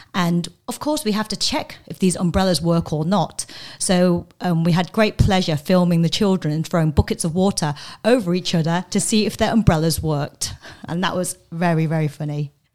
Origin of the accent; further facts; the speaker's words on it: London, United Kingdom; moved away; also born or lived in Coventry; I'm from England, um, hometown. I have two loyalties. One is to London and one is to Coventry.